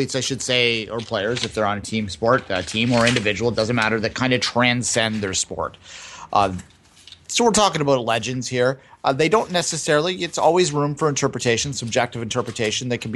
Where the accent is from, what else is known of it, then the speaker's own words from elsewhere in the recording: Canada; I am Canadian